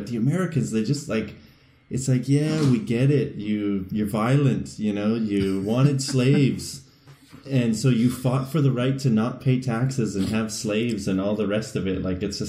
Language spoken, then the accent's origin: English; Canada; We're Canadian.